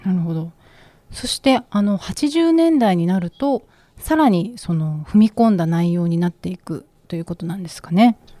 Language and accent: Japanese; Okinawa, Japan; 私も出身が沖縄で